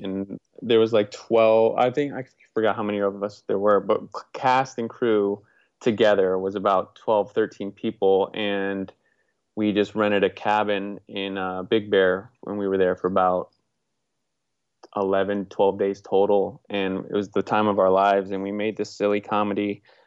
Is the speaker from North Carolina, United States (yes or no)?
no; Naples, Florida, United States; moved away as an adult; also born or lived in Orlando, Florida / Portland; now in Los Angeles, United States; I grew up in Southwest Florida, uh, Beach Town, Naples, Florida.